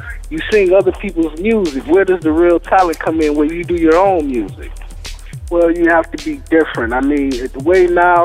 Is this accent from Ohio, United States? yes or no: yes; Cleveland, Ohio, United States; I'm from Cleveland